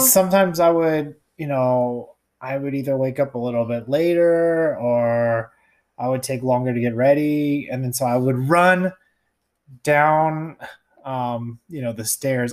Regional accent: United States; also born or lived in Japan; I'm from the United States

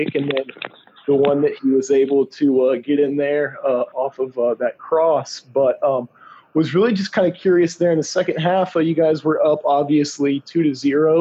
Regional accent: Dallas-Fort Worth area, Texas, United States; I grew up playing in the Dallas-Fort Worth area

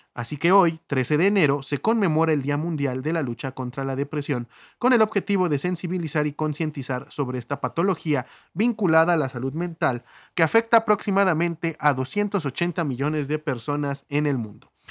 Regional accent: Mexico; todos somos mexicanos

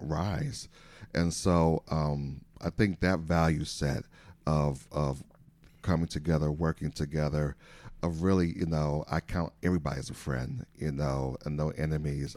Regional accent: Saint Paul, Minnesota, United States; moved away as an adult; now in Elk Grove, United States; I am originally from the Midwest. I'm a Midwesterner, uh, from Saint Paul, Minnesota

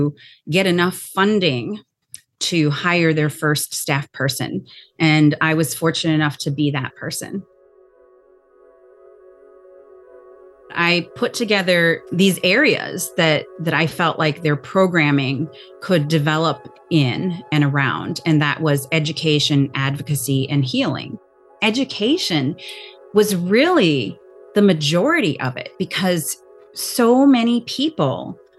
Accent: Turtle Mountain Reservation, North Dakota, United States; I'm from Turtle Mountain Reservation

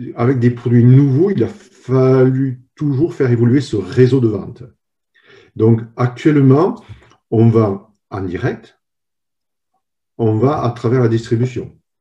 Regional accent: France; moved away as an adult; now in United States; je, suis le troisième et pour le moment unique personne française travaillant à Nicomatique

